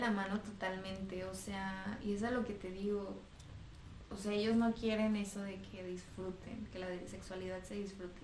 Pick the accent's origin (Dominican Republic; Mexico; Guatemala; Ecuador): Mexico; mis amigos de toda la vida de aquí de México